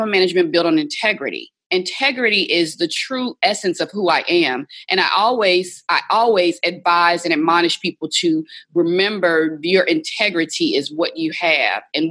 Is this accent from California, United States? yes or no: no; Baton Rouge, Louisiana, United States; moved away as an adult; also born or lived in Atlanta, Georgia / New Orleans, Louisiana; Growing up in Baton Rouge, Louisiana